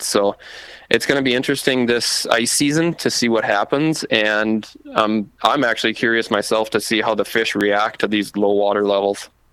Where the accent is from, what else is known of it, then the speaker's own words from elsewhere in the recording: Marshall, Minnesota, United States; moved away as an adult; now in East Grand Forks, United States; I moved from my hometown of Marshall, Minnesota